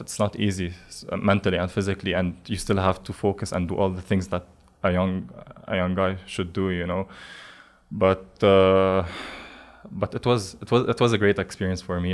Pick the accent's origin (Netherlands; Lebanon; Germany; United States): Lebanon; moved away as an adult; I grew up in Lebanon.